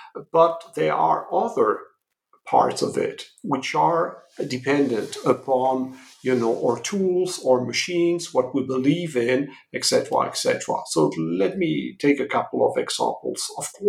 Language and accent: English; France; English is a second language; moved away as an adult; now in United States; as you may gather from my accent, I come from Europe, from France.